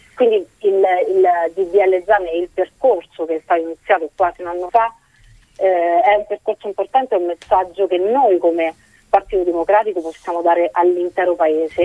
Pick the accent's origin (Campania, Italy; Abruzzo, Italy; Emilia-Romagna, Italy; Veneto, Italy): Abruzzo, Italy; Avezzano; sono, sono di Avezzano, una città che probabilmente a tutti è molto cara